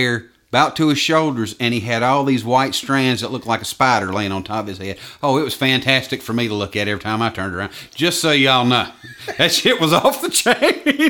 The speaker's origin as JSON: {"language": "English", "area": "Gaston County", "region": "North Carolina", "country": "United States", "said": "I'm from Gaston County."}